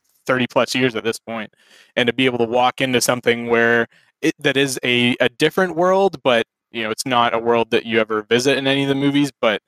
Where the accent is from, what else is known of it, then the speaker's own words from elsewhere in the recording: Canada; I was a professional Canadian